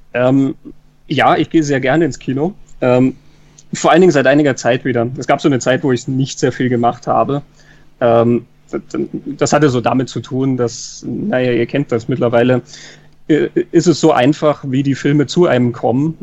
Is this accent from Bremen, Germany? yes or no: no; Kassel, Hesse, Germany; also born or lived in Munich area, Germany; now in Salzburg, Austria; in Kassel geboren, mich hat es dann aber weit nach Süden verschlagen, äh, Münchner Raum. Und dann hat es mich noch weiter verschlagen, nämlich ins Ausland, nach Salzburg.